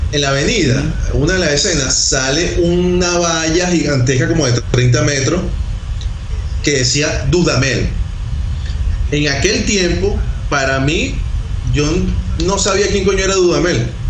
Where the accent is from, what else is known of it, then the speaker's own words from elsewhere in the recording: Venezuela; Nosotros somos venezolanos